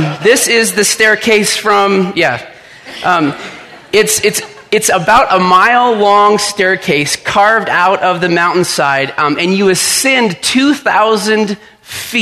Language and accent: English; Littleton, Colorado, United States; moved away as an adult; I grew up in Littleton